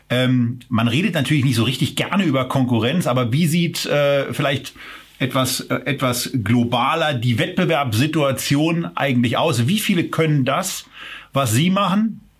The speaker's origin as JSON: {"language": "German", "region": "Berlin", "country": "Germany", "said": "Also ich könnte mir eben äh, als, als Berliner in Brandenburg schon vorstellen"}